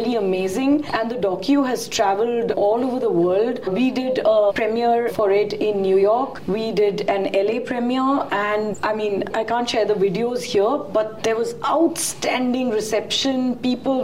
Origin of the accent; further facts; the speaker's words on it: India; very proud as an Indian